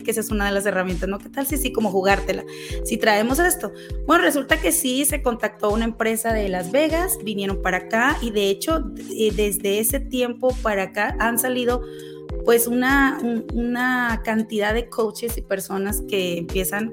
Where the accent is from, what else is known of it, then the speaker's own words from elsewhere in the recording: Mexico; moved away as an adult; now in Utah, United States; yo vengo de, eh, de, México, soy mexicana, mucha gente cree que soy colombiana, que soy venezolana, no, soy orgullosamente mexicana